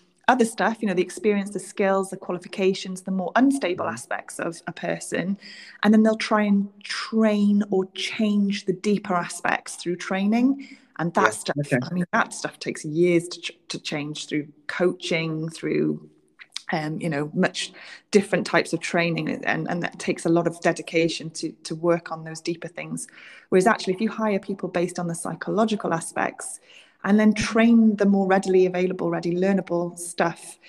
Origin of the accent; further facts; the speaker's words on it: Wales, United Kingdom; moved away as an adult; now in South East England, United Kingdom; I'm Welsh. I've moved to the southeast of England. I probably couldn't do what I was doing if I stayed in Wales